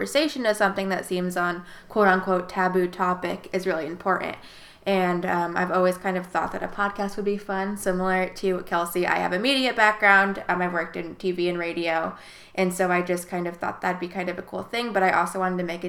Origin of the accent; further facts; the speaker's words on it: South Bend, Indiana, United States; now in Wilmington, United States; I'm from South Bend, Indiana